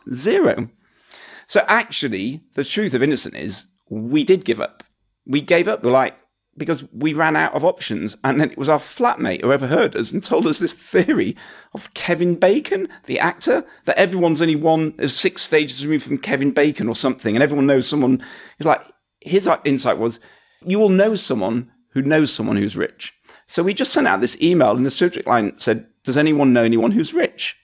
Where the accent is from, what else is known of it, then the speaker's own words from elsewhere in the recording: Huddersfield, Yorkshire and the Humber, United Kingdom; I was a guy from Huddersfield.